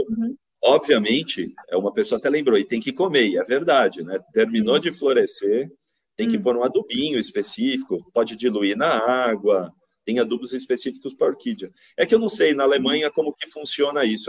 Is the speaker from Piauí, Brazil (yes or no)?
no; São Paulo, Brazil; moved away as an adult; also born or lived in Piracicaba; now in Vinhedo, Brazil; voltei para São Paulo, que é da onde eu sou, né? Eu sou paulistano, né? Hoje eu moro em Vinhedo, interior de São Paulo